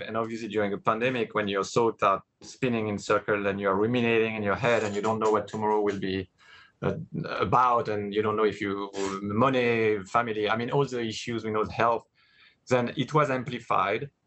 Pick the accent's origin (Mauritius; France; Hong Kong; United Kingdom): France; English is a second language; moved away as an adult; grew up in France, spoke I didn't I barely spoke any English at the time